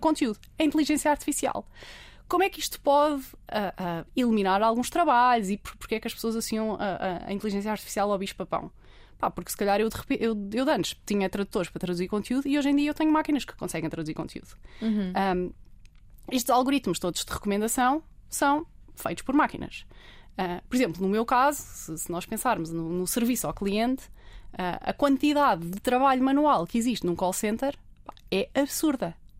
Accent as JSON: {"language": "Portuguese", "country": "Portugal", "said": "somos portugueses, pá, não estudamos no"}